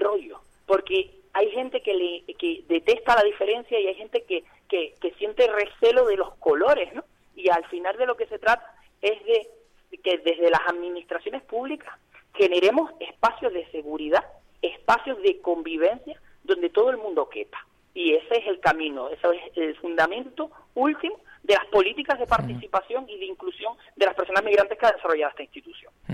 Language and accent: Spanish; Tenerife, Canary Islands, Spain; ese carácter migrante que tiene, que tenemos como tinerfeños y tinerfeñas.